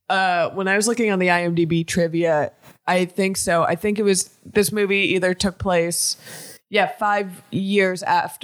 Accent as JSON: {"language": "English", "town": "Miami", "region": "Florida", "country": "United States", "tie": "born or raised there"}